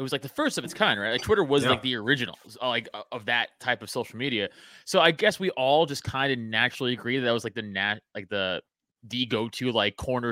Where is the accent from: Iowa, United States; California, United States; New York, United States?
New York, United States; New York City; I grew up in Staten Island, New York, so I played football there my whole life.